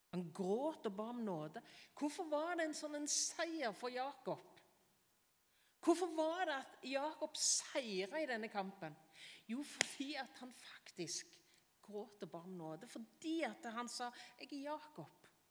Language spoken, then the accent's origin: Norwegian; Varhaug, Rogaland, Norway; Når jeg gikk på barneskolen hjemme på Varhaug